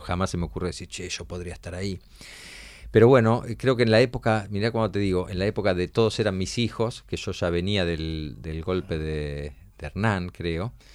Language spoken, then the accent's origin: Spanish; Argentina; Nosotros somos Argentina